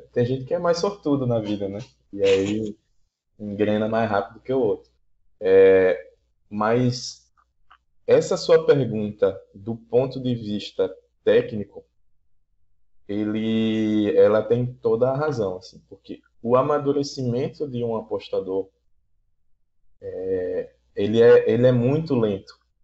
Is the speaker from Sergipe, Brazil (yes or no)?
yes; Aracaju, Sergipe, Brazil; sou de, de Aracaju, Sergipe, aqui do Nordeste